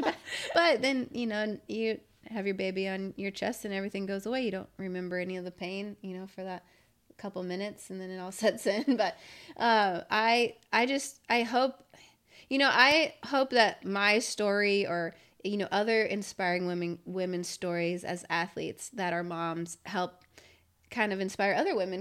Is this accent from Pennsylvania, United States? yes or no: no; Valley Center, California, United States; growing up in Valley Center.